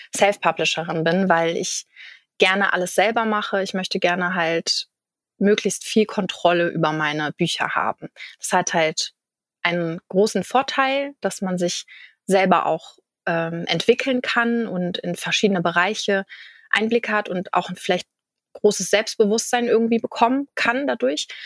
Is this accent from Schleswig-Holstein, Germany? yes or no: yes; Kiel, Schleswig-Holstein, Germany; ich komme aus Kiel in Schleswig-Holstein